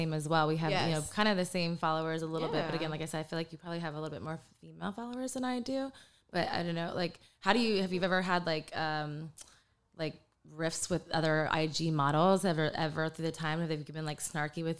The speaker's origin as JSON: {"language": "English", "region": "Texas", "country": "United States", "tie": "born or raised there", "also_born_or_lived": "Panama", "said": "raised in Texas"}